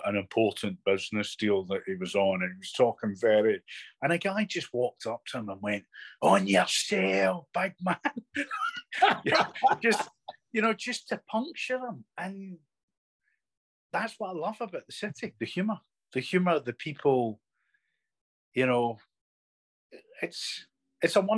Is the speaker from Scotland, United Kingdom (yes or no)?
yes; Scotland, United Kingdom; moved away as an adult; also born or lived in Lebanon / Syria / Afghanistan; now in United States; growing up in Scotland, I used to view things very much through a socioeconomic lens